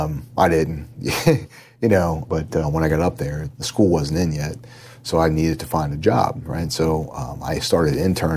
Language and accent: English; Norwood, Ohio, United States; I grew up in Norwood, Ohio, blue collar town. We didn't have much money.